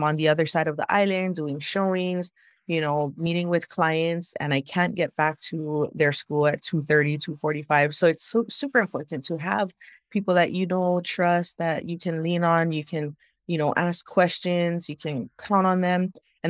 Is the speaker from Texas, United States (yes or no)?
no; Hawaii, United States; I've born and raised in Hawaii on this island, and everybody knows everybody.